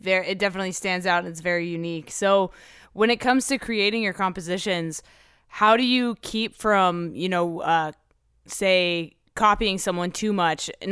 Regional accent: Abu Dhabi, United Arab Emirates; I grew up in Abu Dhabi, which is short flight away from Qatar, actually.

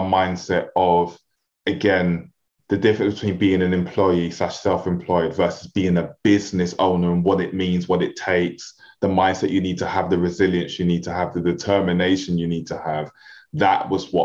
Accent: London, United Kingdom; If you couldn't hear it from the way I speak and my accent, I'm a real inner city kid, like super inner city

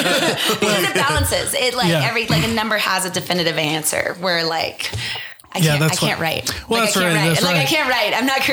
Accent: California, United States; also born or lived in Portland, Oregon; now in Utah, United States; So I'm originally from California. And then I moved here. I was at school in Portland State

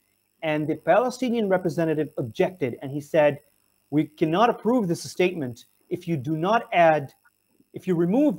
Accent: Pakistan

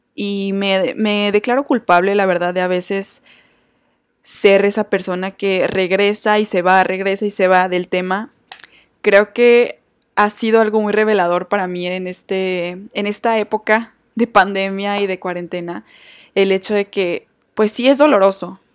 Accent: Torreón, Coahuila, Mexico; mi ciudad natal Torreón

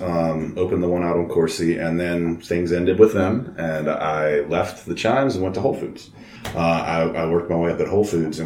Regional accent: Baton Rouge, Louisiana, United States; So, yeah, I come from a long line of Baton Rouge people.

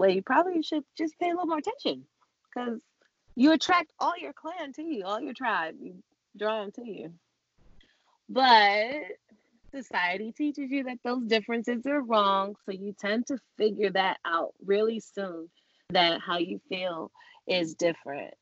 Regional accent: New York City, New York, United States; now in Los Angeles, United States; on this New York soil in Jamaica, Queens, where we grew up

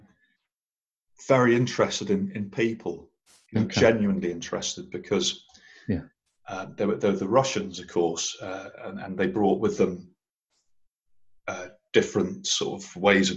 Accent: Norwich, East of England, United Kingdom; moved away as an adult; I was brought up in Norwich, which really is great. It's lovely, and I was there until I was about 19

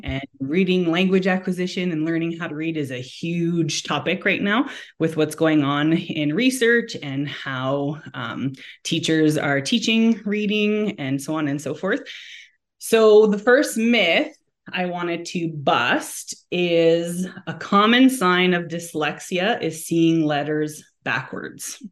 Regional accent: Montreal, Quebec, Canada; now in Alberta, Canada; born and raised in Montreal, but I call Alberta home now and have been here since two thousand and seven

